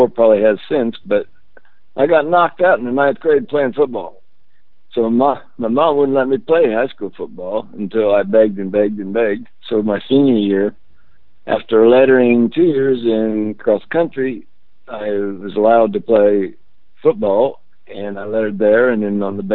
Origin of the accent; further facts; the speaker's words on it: Alexandria, Indiana, United States; also born or lived in Redkey, Indiana / Muncie, Indiana; I'm not from Muncie. First thing, I uh, was born and attended the fifth grade at Alexandria.